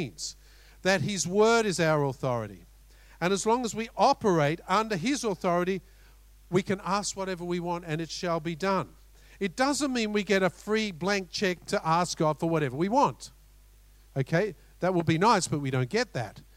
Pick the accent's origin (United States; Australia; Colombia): Australia; We're both Aussies